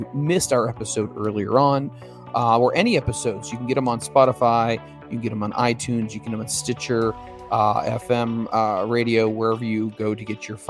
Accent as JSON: {"language": "English", "country": "Philippines", "said": "from the Philippines."}